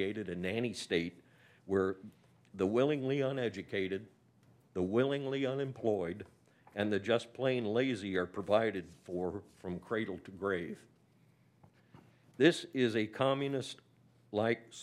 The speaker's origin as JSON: {"language": "English", "area": "Liberty County", "region": "Georgia", "country": "United States", "tie": "born or raised there", "said": "down in my hometown here"}